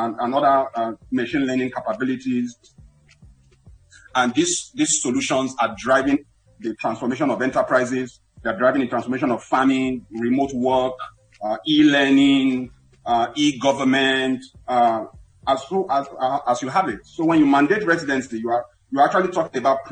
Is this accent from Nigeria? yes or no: yes; Nigeria; as a Nigerian